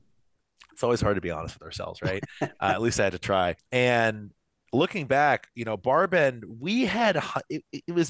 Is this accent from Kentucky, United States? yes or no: yes; Kentucky, United States; moved away; I am from Kentucky originally